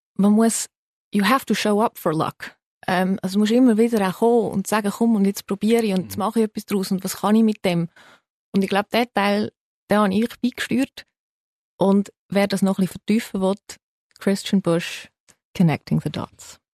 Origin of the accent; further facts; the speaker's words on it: Zurich, Switzerland; also born or lived in United States; Ich bin in der Schweiz geboren